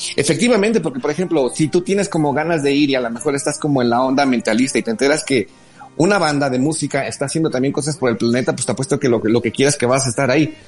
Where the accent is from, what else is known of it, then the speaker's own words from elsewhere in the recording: Mexico; somos los mexicanos